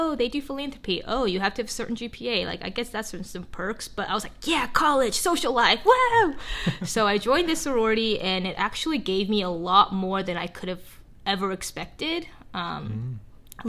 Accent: Grayson, Georgia, United States; English is a second language; moved away as an adult; also born or lived in South Korea / Atlanta, Georgia; now in Canada; I was born in South Korea, and we moved to a small little town called Grayson, Georgia, in Gwinnett County

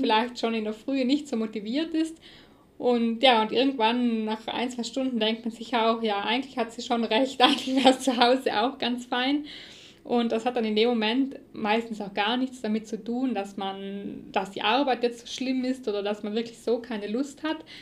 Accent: South Tyrol, Trentino-Alto Adige, Italy; hier bei uns in Südtirol

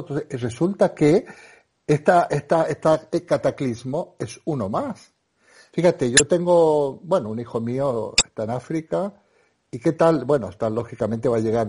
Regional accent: Argentina; moved away as an adult; now in Spain; yo soy un argentino

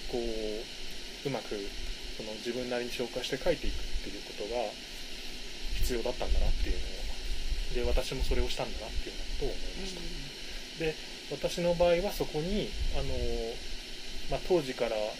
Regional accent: Kanagawa, Japan; 私が生まれ育った神奈川県

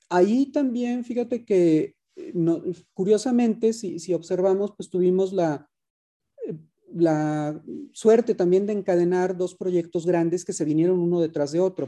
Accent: Guadalajara, Jalisco, Mexico; yo soy tapatío, tengo toda mi vida viviendo en Guadalajara

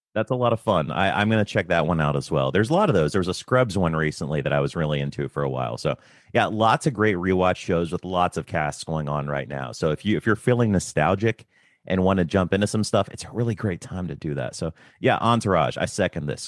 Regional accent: United States; as an American

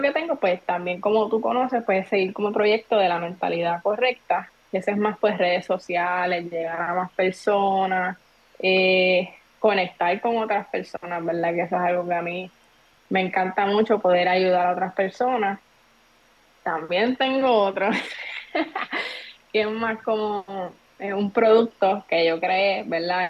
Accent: Trujillo Alto, Puerto Rico; Yo soy de Trujillo Alto

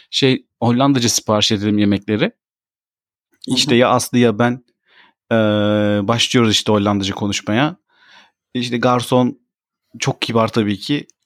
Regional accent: Turkey; moved away as an adult; now in Netherlands; ben Türkiye'de doğdum büyüdüm.

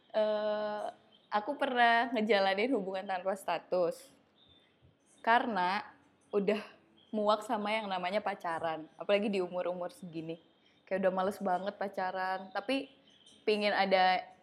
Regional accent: Bandung, West Java, Indonesia; moved away; Bandung itu tempat asalku

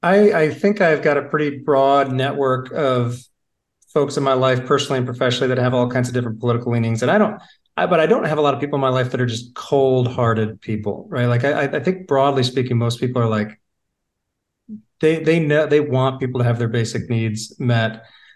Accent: Michigan, United States; now in Charlotte, United States; Whereas like Charlotte, I remember I came from Michigan. So my, you know, my reference point for big cities was Detroit, but mostly actually Chicago.

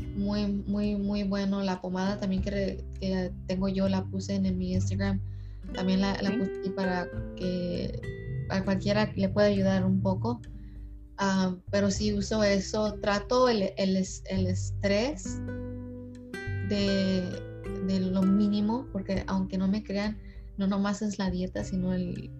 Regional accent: California, United States; also born or lived in Mexico; nací en ah, México, pero crecí en California desde los tres años.

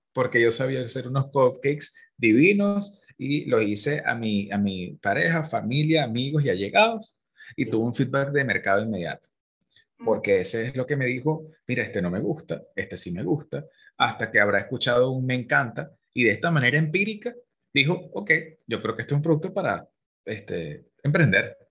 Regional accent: Venezuela; moved away; nosotros como venezolanos emigrantes, que hay tanta diáspora

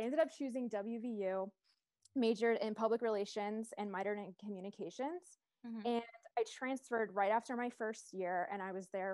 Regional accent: Long Island, New York, United States; moved away as an adult; also born or lived in West Virginia; I am actually from Long Island, New York

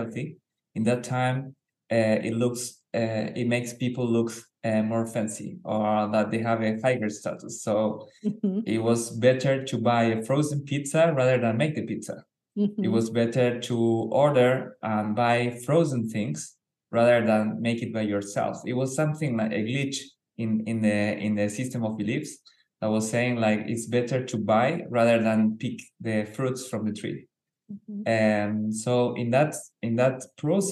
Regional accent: Argentina; I was born in Argentina

